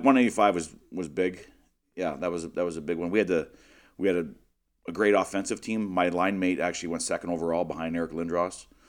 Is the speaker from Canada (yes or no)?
yes; Western Canada, Canada; growing up in Western Canada, all winter you're on the ice all day long.